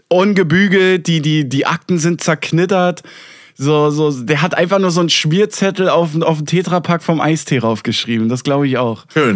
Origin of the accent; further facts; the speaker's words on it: Berlin, Germany; ich als Berliner